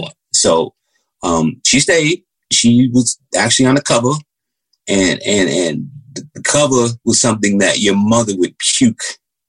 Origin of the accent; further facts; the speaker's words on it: United States; Growing up in America